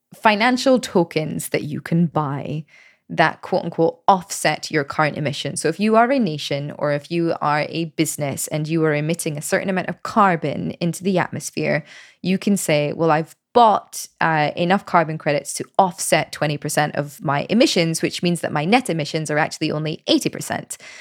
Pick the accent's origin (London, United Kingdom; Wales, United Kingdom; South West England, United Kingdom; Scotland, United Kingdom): Scotland, United Kingdom; moved away as an adult; also born or lived in United States; now in Paris, France; I left Scotland when I was twenty-one